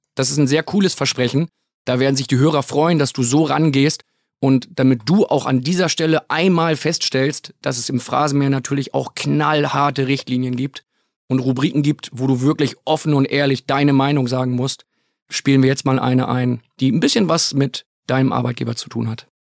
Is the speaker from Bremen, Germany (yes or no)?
yes; Bremen, Germany; ich komme gebürtig aus der Bremer Ecke